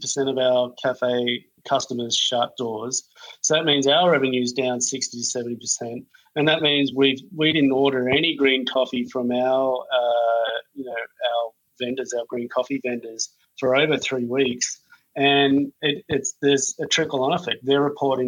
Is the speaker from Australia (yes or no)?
yes; Australia; now in Los Angeles, United States; I'm Australian